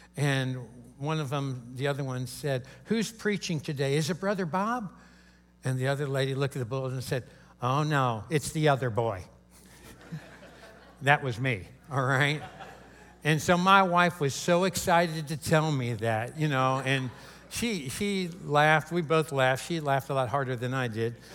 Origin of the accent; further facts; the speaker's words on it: Kentucky, United States; I'm from Kentucky. Uh, that's the headquarters of KFC, right where I live in, in Louisville